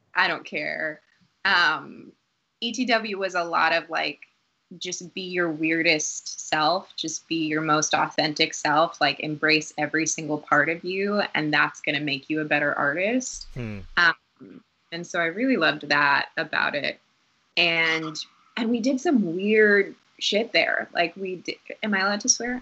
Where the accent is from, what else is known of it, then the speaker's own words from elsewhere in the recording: Newton, Massachusetts, United States; also born or lived in Boston, Massachusetts; we grew up in Dorchester, oh, um, yeah. and then around seven or eight, we moved to a suburb called Newton, Massachusetts.